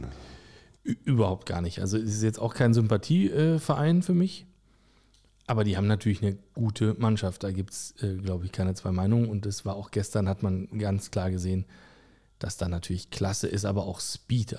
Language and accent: German; Berlin, Germany; Autor aus Berlin. Geboren am Stadtrand